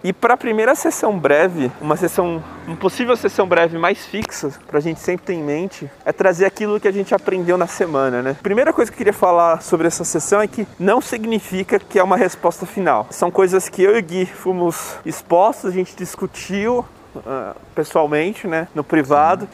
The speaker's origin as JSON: {"language": "Portuguese", "region": "São Paulo", "country": "Brazil", "tie": "born or raised there", "also_born_or_lived": "Bahia", "said": "eu moro em São Paulo, sempre morei por aqui, eu sou baiano na verdade"}